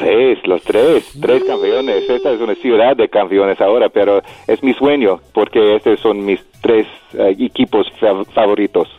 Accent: Los Angeles, California, United States; yo soy de esta comunidad, yo soy mexicano-americano

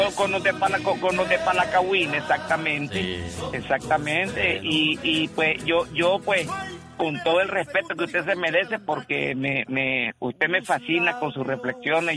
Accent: Nicaragua; now in California, United States; Somos, nicaragüense somos nicaragüenses

